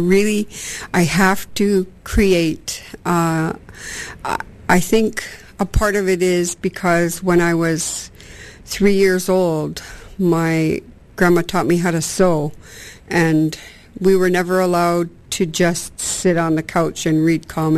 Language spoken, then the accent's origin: English; Musqueam, British Columbia, Canada; I'm from Musqueam